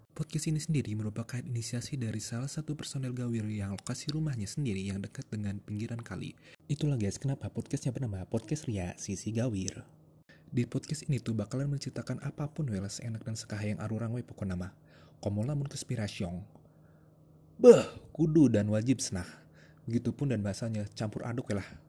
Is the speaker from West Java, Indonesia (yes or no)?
yes; Bandung, West Java, Indonesia; kita para personil berasal dari kota Bandung, Jawa Barat